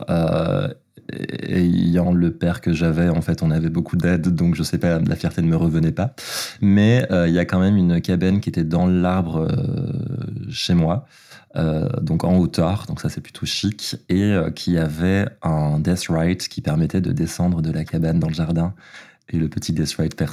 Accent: Belgium; moved away; j'ai grandi en Belgique, je viens d'un petit village qui s'appelle Uln et qui est euh, situé des frontières euh, néerlandaises et allemandes. Et donc je grandis dans un tout petit village donc, à la campagne parmi les vaches.

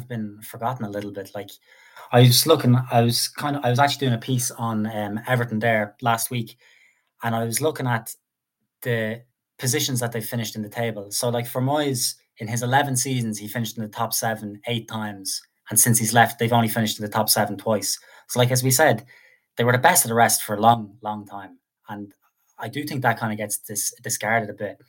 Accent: Ireland; as an Irish man

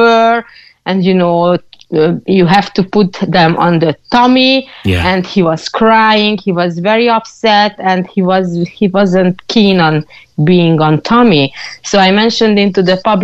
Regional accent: Hungary; now in Cork, Ireland; I'm originally from Hungary

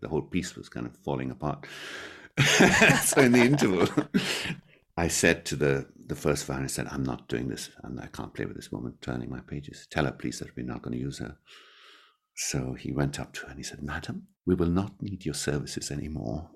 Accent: Mumbai, Maharashtra, India; now in Scotland, United Kingdom; in my hometown, we did two concerts in Mumbai, which, which was incredible, because that's where I was born and brought up

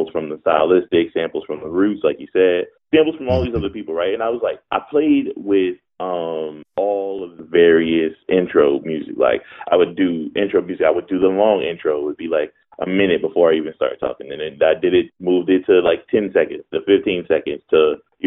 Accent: Philadelphia, Pennsylvania, United States; I was born and raised in Philadelphia

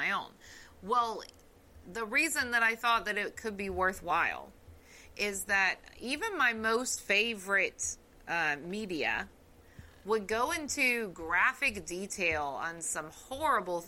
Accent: the South, United States; accent: southern; my southern accent really comes out

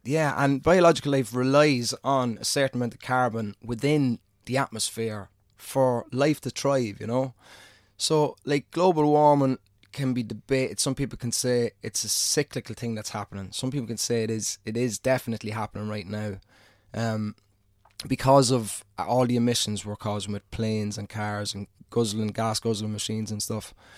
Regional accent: Ireland; being an Irishman

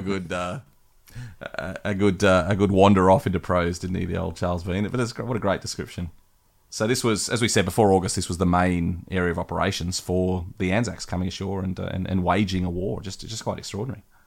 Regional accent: West Wyalong, New South Wales, Australia; West Wyalong, my hometown

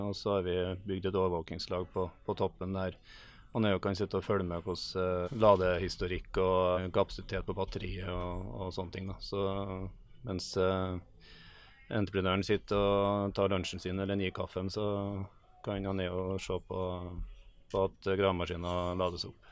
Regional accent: Melhus, Trøndelag, Norway; Melhusbygg utenfor eh, Trondheim

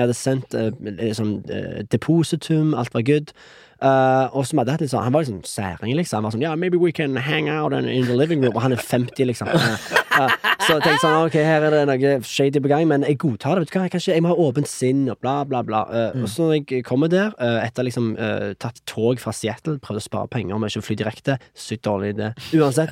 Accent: Norway; moved away as an adult; also born or lived in Canada; jeg som nordmann

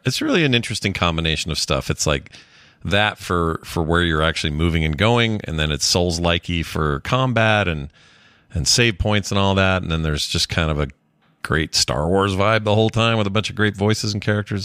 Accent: United States; we, Americans

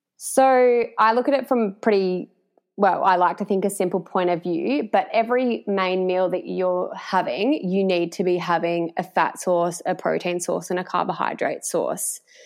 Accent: Warrnambool, Victoria, Australia; moved away as an adult; also born or lived in Melbourne; I am originally from Warrnambool, grew up in Warrnambool, and then have spent like my working and studying life in Melbourne

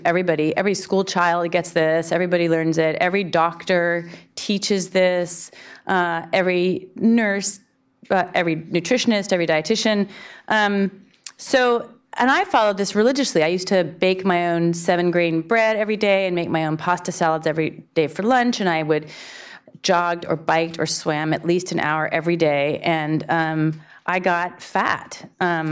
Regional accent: Berkeley, California, United States; now in New York City, United States; I'm from Berkeley, California, so of course I was a vegetarian. Then from there I moved to New York City, other capital of vegetarianism.

